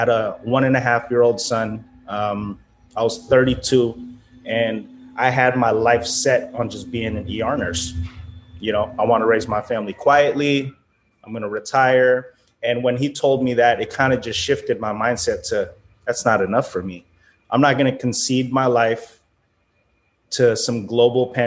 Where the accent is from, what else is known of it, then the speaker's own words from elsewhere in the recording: San Francisco, California, United States; I was born in San Francisco